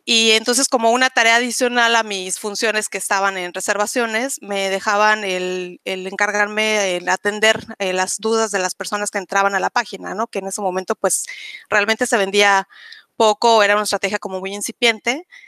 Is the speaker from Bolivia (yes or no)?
no; Mexico City, Mexico; moved away as an adult; also born or lived in Spain / Cancún, Quintana Roo; now in Playa del Carmen, Mexico; yo soy originaria de la Ciudad de México